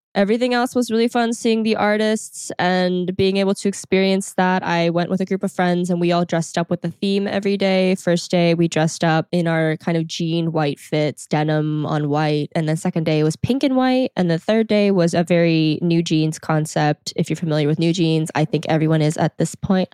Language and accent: English; Texas, United States; moved away as an adult; also born or lived in South Korea / Houston; I came back to Texas where I live, and it is my hometown